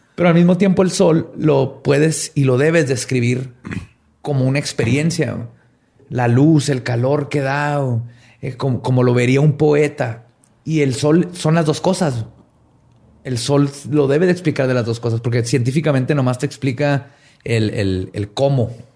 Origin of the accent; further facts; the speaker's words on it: Mexico; en México le decimos nomás Dios